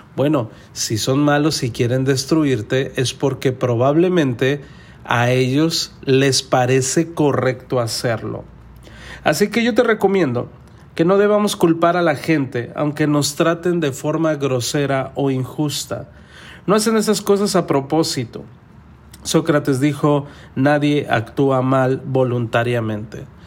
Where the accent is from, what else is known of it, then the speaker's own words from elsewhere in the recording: Mexico; yo soy mexicano. En México a nosotros nos enseñaron